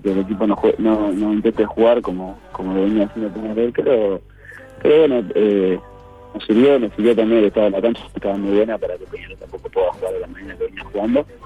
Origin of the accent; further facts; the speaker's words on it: Italy; No, yo vengo de Italia eh, y bueno, tuve la posibilidad de, ir a Independiente porque yo quería jugar, obviamente.